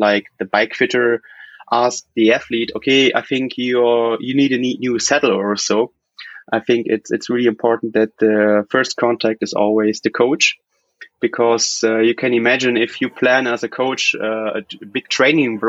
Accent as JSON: {"language": "English", "town": "Cologne", "region": "North Rhine-Westphalia", "country": "Germany", "said": "I'm from Cologne, which is like in the Middle West, if you want, there in Germany."}